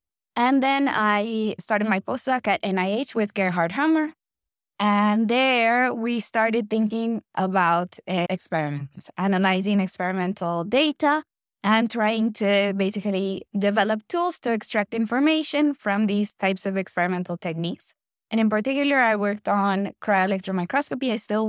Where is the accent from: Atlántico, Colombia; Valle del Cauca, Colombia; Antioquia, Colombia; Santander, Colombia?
Antioquia, Colombia; Medellin; moved away as an adult; I was born in Medellin, Colombia, and that's basically where I grew up and where I did my undergrad studies.